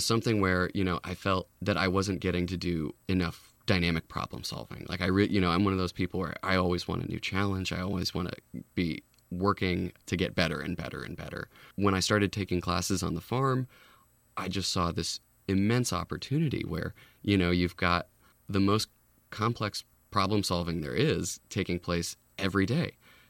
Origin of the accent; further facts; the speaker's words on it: Lafayette, California, United States; I grew up here in the Bay Area, Lafayette.